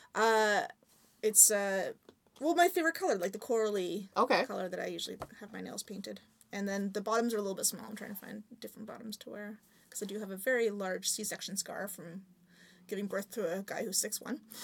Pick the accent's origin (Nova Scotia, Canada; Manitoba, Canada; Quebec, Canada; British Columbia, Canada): British Columbia, Canada; Victoria; now in Vancouver, Canada; because I grew up in Victoria and there's nowhere else to go